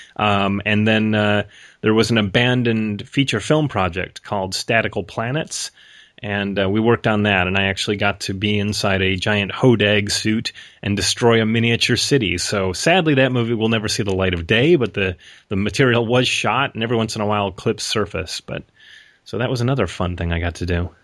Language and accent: English; Rochester, New York, United States; also born or lived in Los Angeles; now in Portland, United States; I'm originally from Rochester, New York